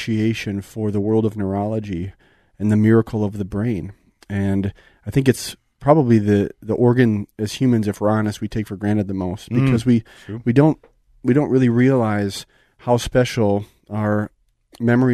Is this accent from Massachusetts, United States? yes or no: no; Hastings, Minnesota, United States; growing up in Hastings, Minnesota, which really gave me the opportunity to go on to the University of Minnesota